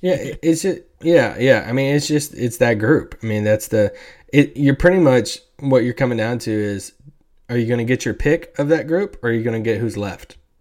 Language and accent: English; Central Kentucky, United States; I grew up in Central Kentucky.